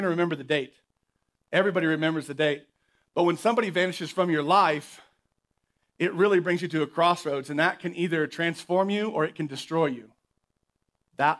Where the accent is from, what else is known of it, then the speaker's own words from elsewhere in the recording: Oklahoma, United States; moved away; Growing up in Oklahoma